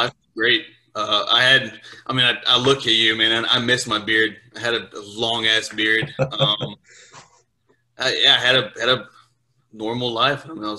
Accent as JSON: {"language": "English", "town": "Baton Rouge", "region": "Louisiana", "country": "United States", "tie": "born or raised there", "also_born_or_lived": "Brazil / Florida", "said": "Like I said, I was born in Brazil. I moved to Baton Rouge, Louisiana when I was a kid. Eventually moved to Florida."}